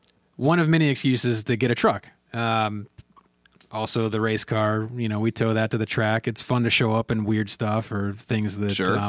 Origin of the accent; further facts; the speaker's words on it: Raleigh, North Carolina, United States; So, and I grew up in Raleigh, North Carolina.